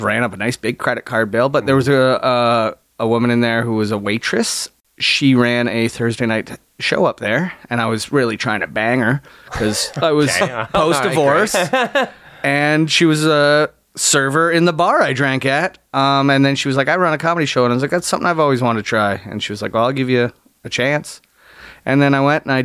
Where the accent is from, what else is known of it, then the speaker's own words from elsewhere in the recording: Niagara-on-the-Lake, Ontario, Canada; I'm from Niagara on the Lake.